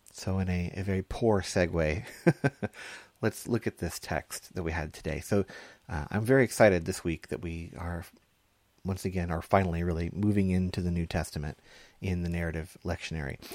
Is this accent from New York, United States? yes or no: no; Texas, United States; I grew up in Texas